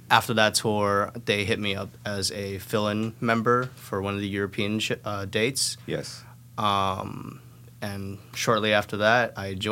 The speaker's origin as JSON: {"language": "English", "country": "Thailand", "tie": "born or raised there", "also_born_or_lived": "Taiwan", "said": "so I grew up in Thailand."}